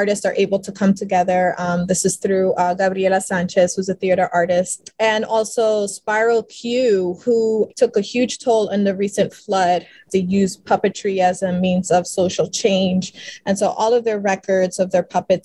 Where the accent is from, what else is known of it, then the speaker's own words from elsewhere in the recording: Philadelphia, Pennsylvania, United States; accent: South Philly talk; I was born and raised in South Philly